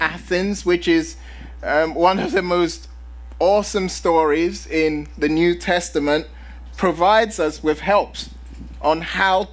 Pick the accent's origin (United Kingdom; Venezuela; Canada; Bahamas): United Kingdom; London; now in San Diego, United States; I'm originally from London